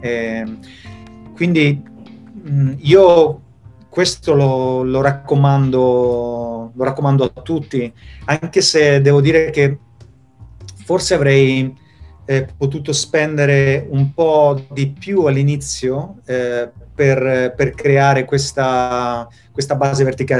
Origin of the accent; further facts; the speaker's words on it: Italy; moved away as an adult; also born or lived in Spain / Florence, Italy; now in Sweden; penso che avrei avuto le stesse opportunità di crescita e di, sia professionale che, che personale se fossi, rimasto, se fossi, rimasto, in Italia